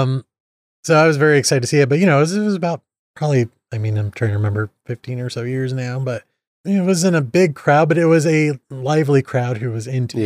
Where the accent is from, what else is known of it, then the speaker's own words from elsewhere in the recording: Indiana, United States; accent: Midwest; I'm from Indiana